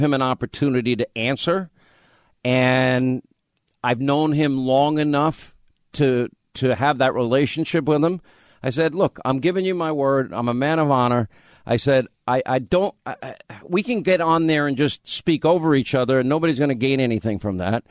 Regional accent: New York, United States; accent: thick New York; moved away as an adult; also born or lived in Rhode Island / Huntsville, Alabama; I had a thick, thick New York accent at the time

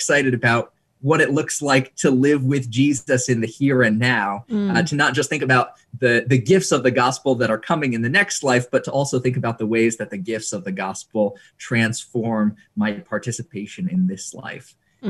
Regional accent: Indonesia; I was about 7 years old and I was growing up in Indonesia, which was going through some political upheaval at the time.

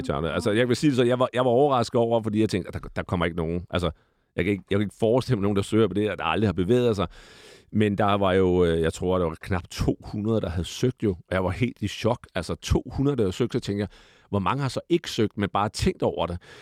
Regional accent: Glostrup, Capital Region of Denmark, Denmark; also born or lived in Ballerup; så er jeg jo født i Glostrup. Jeg er jo Vestegns-dreng, øh, opvokset i nogle år i Ballerup også

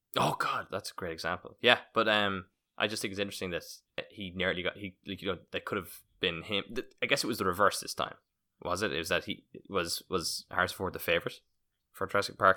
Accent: Roscommon, Connacht, Ireland; I'm from Roscommon

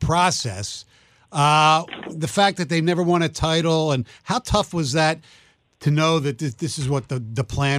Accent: Philadelphia, Pennsylvania, United States; I'm originally from Philly

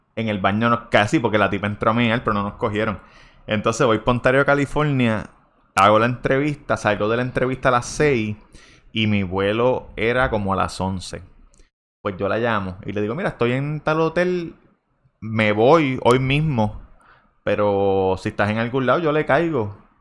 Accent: Puerto Rico; moved away as an adult; also born or lived in Vega Baja; yo soy de Puerto Rico

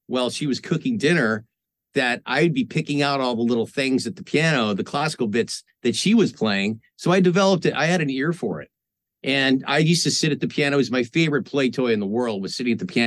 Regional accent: Marin County, California, United States; moved away as an adult; now in Los Angeles, United States; I grew up in Marin County, yeah, which is North Bay

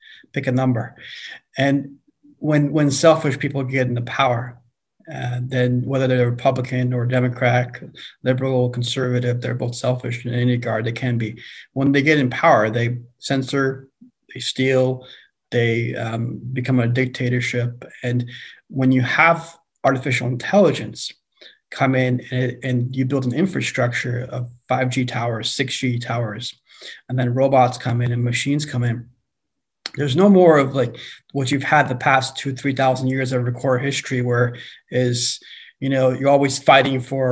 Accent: Iran; also born or lived in China; now in United States; I was born in Iran, born Muslim

